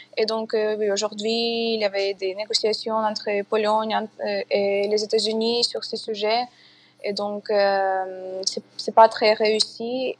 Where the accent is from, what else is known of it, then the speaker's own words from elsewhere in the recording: Kyiv, Ukraine; French is a second language; je dois quitter Kiev, donc c'est ma ville natale.